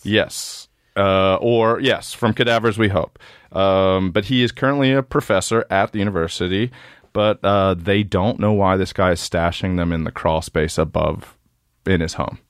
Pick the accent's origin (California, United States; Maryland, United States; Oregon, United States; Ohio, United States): Maryland, United States; born or raised there; moved away